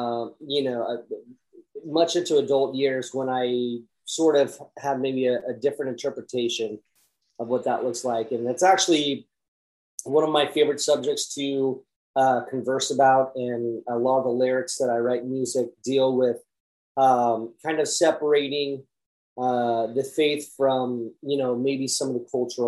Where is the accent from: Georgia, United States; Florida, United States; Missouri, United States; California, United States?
California, United States; Vacaville; I pretty much been up and down the West Coast my whole life, but I grew up in a town called Vacaville, California.